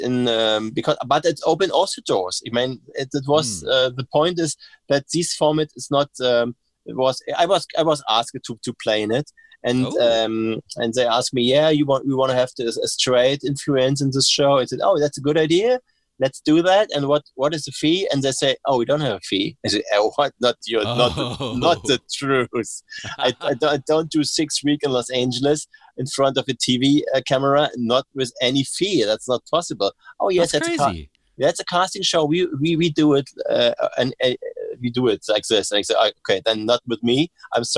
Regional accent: Berlin, Germany; English is a second language; I'm from Berlin

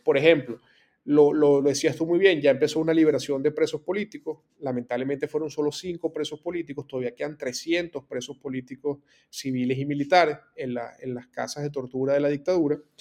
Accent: Venezuela; moved away as an adult; a nosotros como, venezolanos

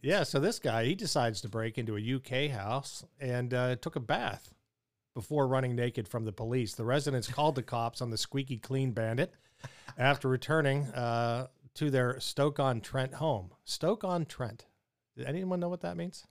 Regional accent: Pittsburgh, Pennsylvania, United States; I grew up in Pittsburgh

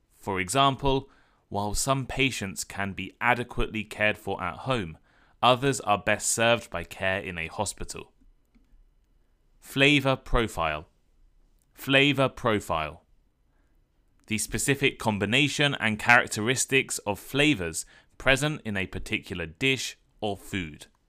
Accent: United Kingdom; growing up in the U K, Indian food, or at least what we think of as Indian food, was a massive part of my culture

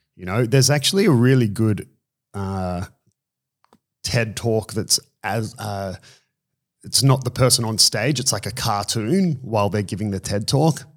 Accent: Australia; moved away as an adult; also born or lived in Brazil; now in Sydney, Australia; I'm from Australia

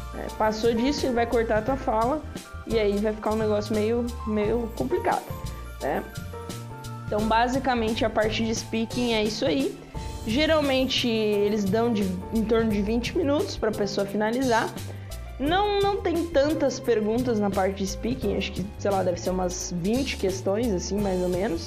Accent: Brazil; nós somos brasileiros

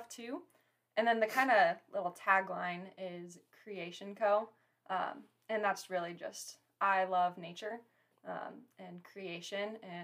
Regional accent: Story City, Iowa, United States; in my bio that I'm from Story City

